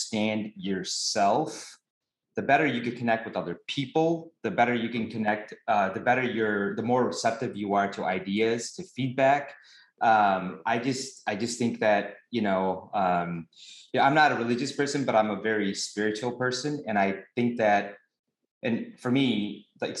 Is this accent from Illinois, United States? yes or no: yes; Chicago, Illinois, United States; I am from Chicago